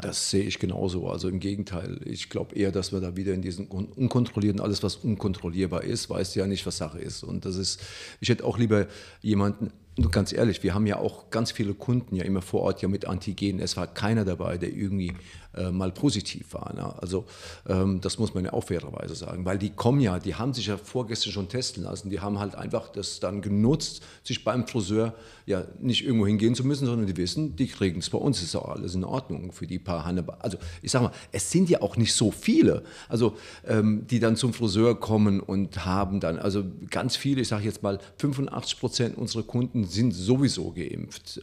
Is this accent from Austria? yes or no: no; Italy; now in Germany; ich als Italiener